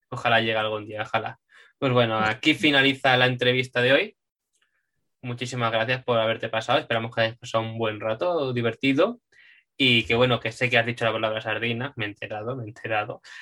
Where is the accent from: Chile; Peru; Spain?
Spain; Madrid, Community of Madrid; yo también soy de Madrid. De momento no, no me voy a mover